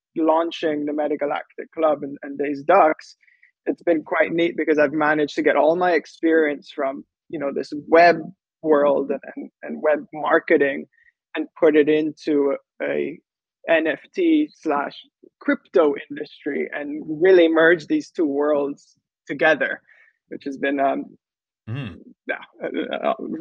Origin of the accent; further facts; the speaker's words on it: Antigua & Barbuda; also born or lived in United States / San Francisco; I'm from Antigua. It's a small Caribbean island